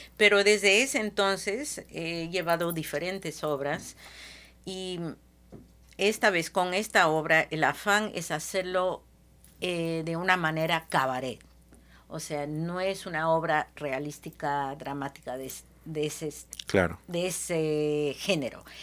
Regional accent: Seattle, Washington, United States; also born or lived in Peru / Lima, Peru; peruana de nacimiento, criada en Seattle, y pasé una década de vuelta en mi país

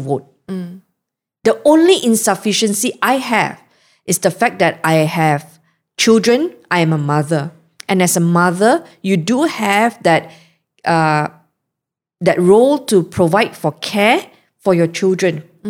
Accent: Malaysia; born or raised there

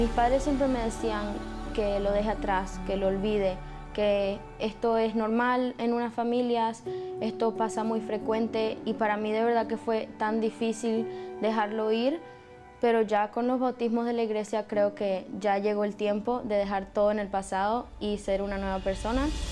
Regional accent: Venezuela; soy venezolana y tengo 19 años

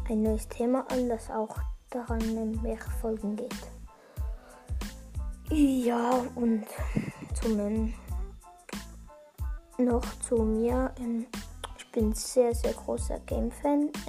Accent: Switzerland; accent: Bernese German; wenn soll ich bin ja Schweizer, habe ich schon im Trailer gesagt. Ähm, wenn soll ich Berndeutsch sprechen?

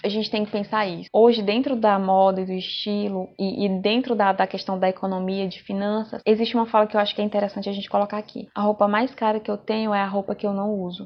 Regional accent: Brazil; Eu sou bem nativa, sou bem brasileira mesmo, eu só falo no modo aportuguesado.

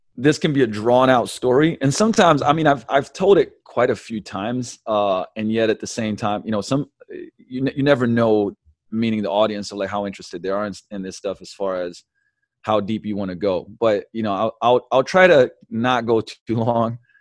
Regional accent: Slovenia; moved away; also born or lived in London; I was born in Yugoslavia in eighty-one, so, man, that's, you know, socialism, communism days, uh, moved to, eh, eh, moved to London when I was seven, we came back to, you know, Slovenia

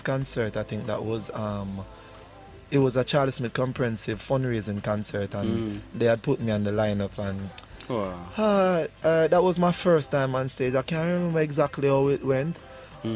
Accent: Kingston, Jamaica; I grew up in Arnett Garden

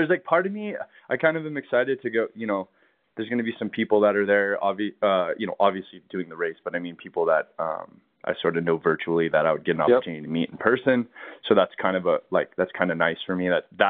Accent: California, United States; now in Colorado, United States; Cause that's the thing I noticed in moving here to Colorado is, you know, growing up in California

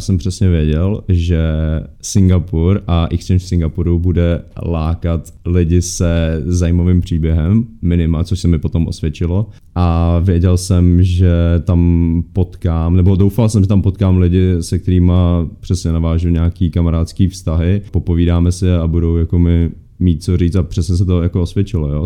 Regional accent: Czechia; A já tam byl jako Čech, no.

